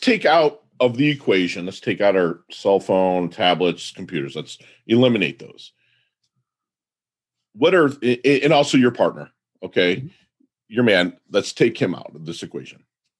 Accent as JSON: {"language": "English", "region": "Midwest", "country": "United States", "moved": "yes", "lives_now": "Palm Beach, United States", "said": "I'm a Midwesterner"}